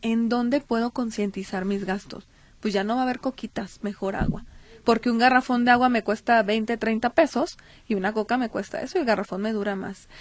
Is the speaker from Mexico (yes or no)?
yes; Mexico; Nuestra obligación como mexicanos